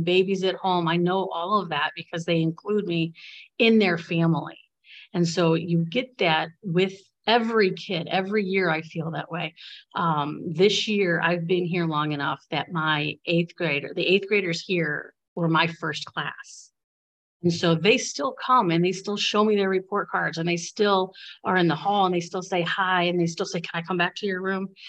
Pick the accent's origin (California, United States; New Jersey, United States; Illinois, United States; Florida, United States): Illinois, United States; Bradley; I grew up in Bradley